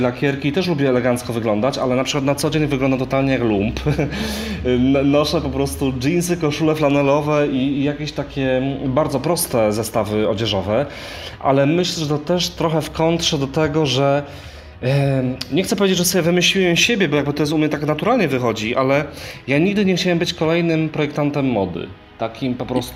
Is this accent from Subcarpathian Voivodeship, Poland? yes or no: no; Częstochowa, Silesian Voivodeship, Poland; moved away; jak jeszcze mieszkałem w Częstochowie